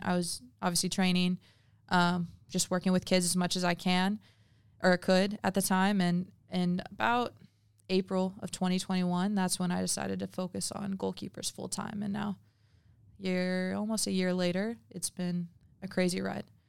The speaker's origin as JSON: {"language": "English", "area": "adults from Missouri", "region": "Midwest", "country": "United States", "tie": "born or raised there", "moved": "yes", "said": "growing up in the Midwest"}